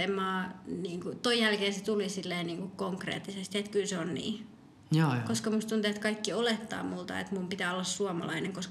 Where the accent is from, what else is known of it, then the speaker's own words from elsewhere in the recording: Colombia; now in Finland; mä oon kolumbialainen ja mä oon Suomen kansalainen.